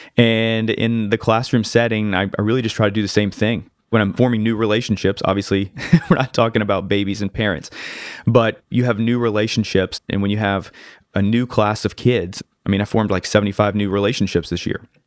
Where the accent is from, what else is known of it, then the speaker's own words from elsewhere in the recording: North Carolina, United States; also born or lived in Connecticut; I've lived in North Carolina since I was seven, but I'm originally from Connecticut